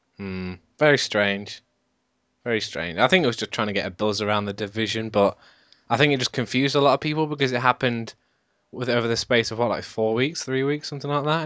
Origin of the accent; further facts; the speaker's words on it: United Kingdom; I'm British